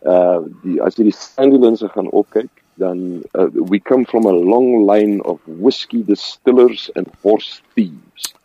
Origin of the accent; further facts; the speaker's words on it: Randfontein, Gauteng, South Africa; first language Afrikaans; also born or lived in Discovery, Roodepoort / Klerksdorp; ek is gebore in die Discovery Kliniek. Ehm um, groot geword op Randfontein